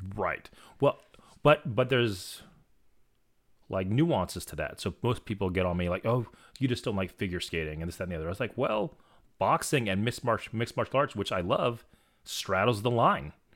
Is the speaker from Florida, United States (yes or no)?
yes; Florida, United States; I'm from Florida